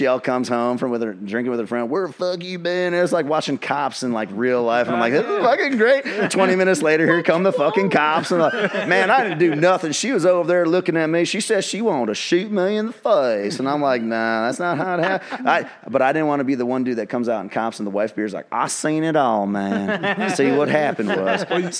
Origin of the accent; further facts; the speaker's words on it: United States; also born or lived in California / North Carolina; I'm an amalgamation of America. I'm an American.